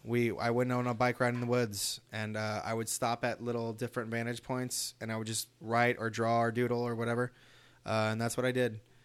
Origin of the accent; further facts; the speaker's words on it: Los Angeles, California, United States; I was born in East L A, too